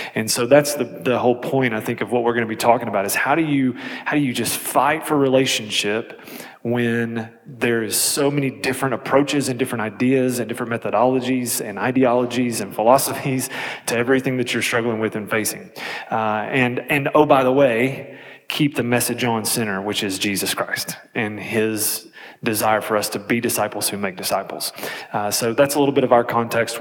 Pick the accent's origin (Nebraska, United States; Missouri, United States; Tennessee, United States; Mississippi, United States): Tennessee, United States; Kingsport; I'm from East Tennessee, about four hours east of here, Kingsport